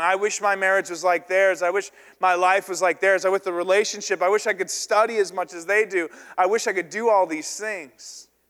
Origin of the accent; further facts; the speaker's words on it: the South, United States; I was raised in the South